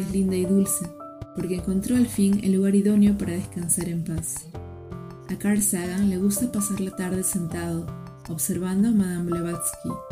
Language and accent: Spanish; Lima, Peru; Nací en Lima, Perú.